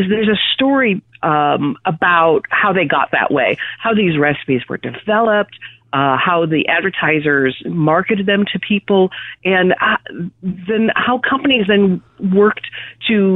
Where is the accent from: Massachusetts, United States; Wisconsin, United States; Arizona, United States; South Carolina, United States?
Wisconsin, United States; growing up in Wisconsin